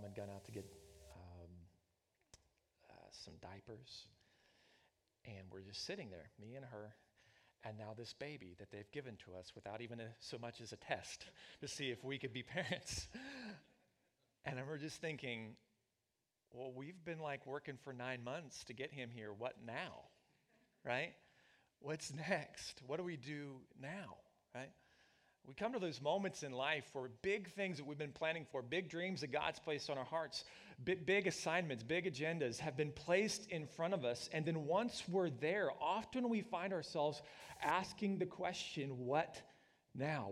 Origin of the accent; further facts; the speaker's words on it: Oklahoma, United States; moved away as an adult; also born or lived in Missouri / Northeast Ohio; We're both from the lower Midwest. I'm from Oklahoma